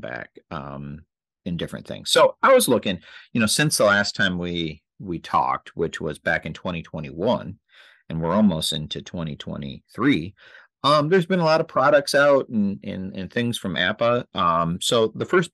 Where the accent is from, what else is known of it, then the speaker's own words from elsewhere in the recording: Michigan, United States; we grew up in Michigan and grew up as Tiger fans